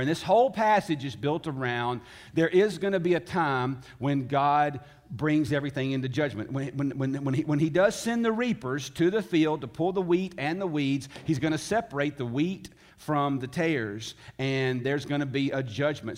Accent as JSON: {"language": "English", "region": "Tennessee", "country": "United States", "tie": "born or raised there", "said": "I was born in the South. I was born in Tennessee. I was raised by Southern parents"}